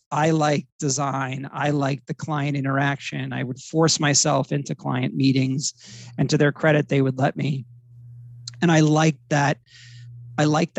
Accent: Middletown, New Jersey, United States; moved away as an adult; also born or lived in Miami / Los Angeles; I'm from Middletown, New Jersey. So it's a Jersey Shore town

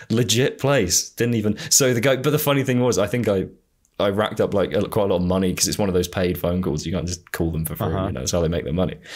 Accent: United Kingdom; being a Brit.

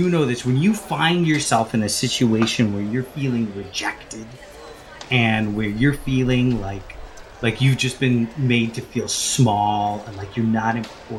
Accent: Deep South, United States; I grew up in the Deep South

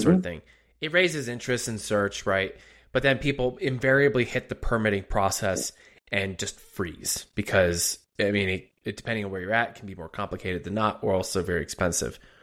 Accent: outside of Philadelphia, Pennsylvania, United States; also born or lived in Harrisburg, Pennsylvania; I was born and raised outside of Philly, put down some time in Harrisburg

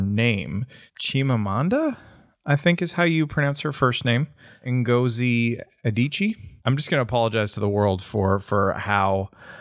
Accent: Canada; accent: Canadian; pronouncing it like a Canadian

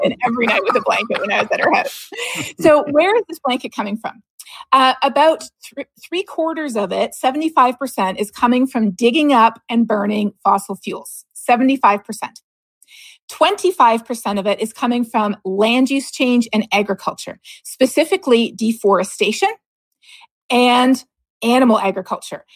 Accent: Canada; growing up in Canada

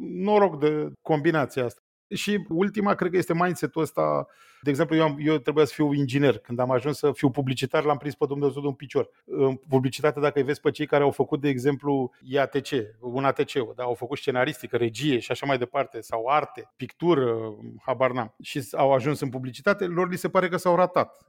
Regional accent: Romania; m-am născut în România comunistă

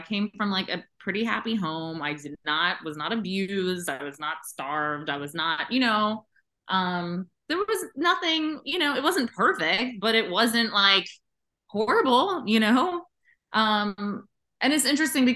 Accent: New York City, New York, United States; I was born in Manhattan in 1982, and I grew up on 24th Street and 8th Avenue in Chelsea

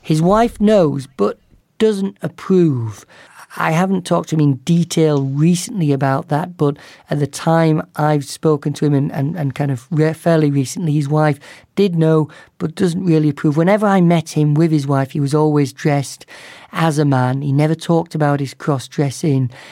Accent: the north of England, United Kingdom; moved away; my hometown in the north of England

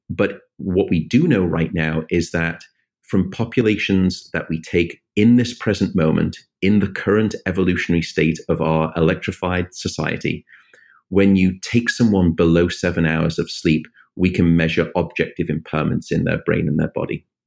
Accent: United Kingdom; now in United States; my home country, the United Kingdom

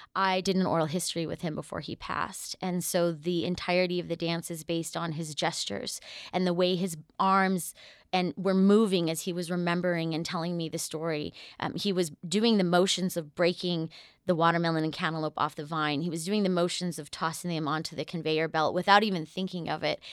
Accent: New Mexico, United States; I am a 23rd generation Nuevo Mexicana, so I'm someone from New Mexico

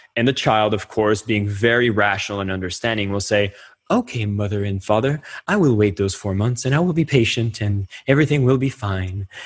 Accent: Canada; As a Canadian

